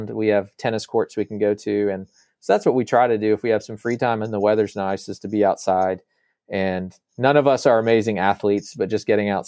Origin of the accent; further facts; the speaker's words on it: Virginia, United States; also born or lived in Arkansas, United States; But primarily, I grew up in Northern Virginia near the Washington D.C. area because of that, and then we eventually moved back to uh, the south to Arkansas near where some of his his and my mom's family are.